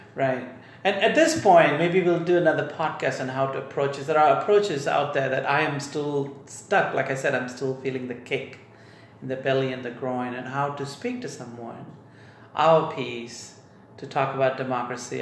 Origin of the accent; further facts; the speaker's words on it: Malaysia; now in United States; I grew up in Malaysia. I've got Indian ethnicity